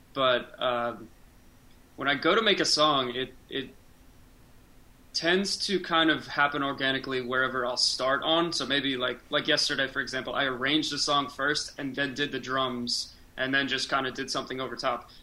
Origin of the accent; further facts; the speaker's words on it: Scranton, Pennsylvania, United States; now in Pittsburgh, United States; I grew up in Scranton, so when I moved out here